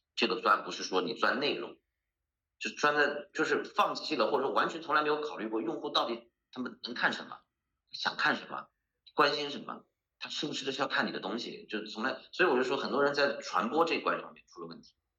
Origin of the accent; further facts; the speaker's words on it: Hangzhou, Zhejiang, China; 我作为一个土生土长的资深杭州人